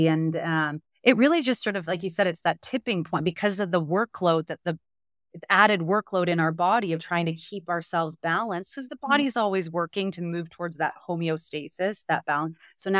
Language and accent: English; Canada; now in United States; what's so surprising as a Canadian in the US